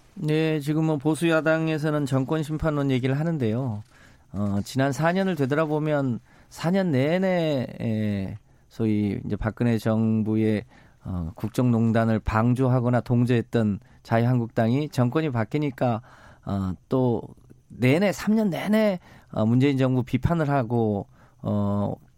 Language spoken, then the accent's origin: Korean; Yeosu, South Jeolla, South Korea; 제가 이제 고향이 여수인데